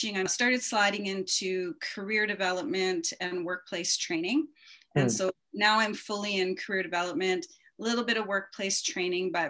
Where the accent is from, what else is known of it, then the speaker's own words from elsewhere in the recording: Canada; also born or lived in Japan / Calgary, Alberta; our Canadian version of, you know, preparing for work